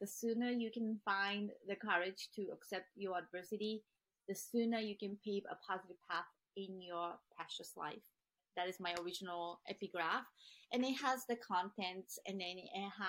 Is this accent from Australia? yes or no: no; Japan; moved away; also born or lived in Boston; where I grew up in Japan